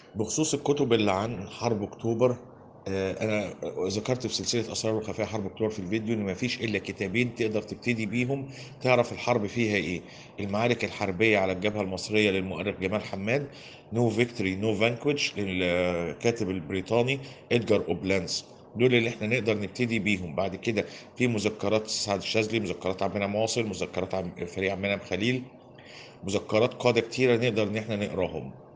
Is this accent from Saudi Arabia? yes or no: no; Egypt; احنا عندنا في مصر هنا